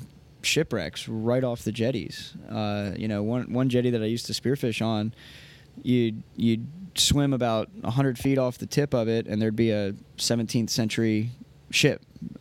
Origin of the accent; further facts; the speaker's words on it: Point Pleasant, New Jersey, United States; I lived in New Jersey. That's where I grew up.